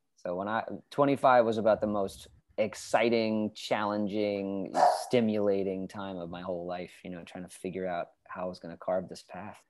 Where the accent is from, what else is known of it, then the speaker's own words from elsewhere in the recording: New Hampshire, United States; moved away as an adult; I was born in New Hampshire